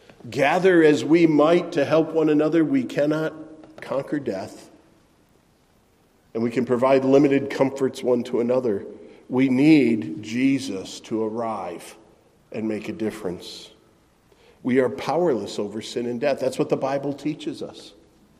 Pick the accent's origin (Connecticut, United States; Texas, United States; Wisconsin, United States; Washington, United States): Wisconsin, United States; Middleton; The town where I grew up in Middleton, Wisconsin, had something called the Good Neighbor Festival.